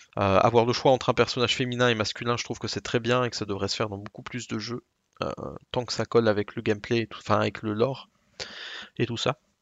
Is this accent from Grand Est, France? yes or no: yes; Alsace, Grand Est, France; accent: Alsatian; mon accent alsacien